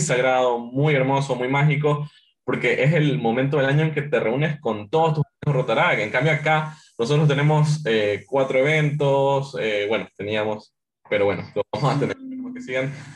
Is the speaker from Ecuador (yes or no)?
yes; Ecuador; como ecuatorianos tenemos como esta calidad, esta calidez